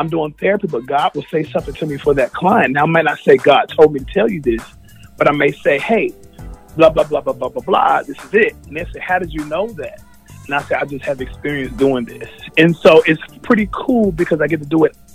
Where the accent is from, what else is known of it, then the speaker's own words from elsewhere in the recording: Charlotte, North Carolina, United States; I am from North Carolina, born and bred in Charlotte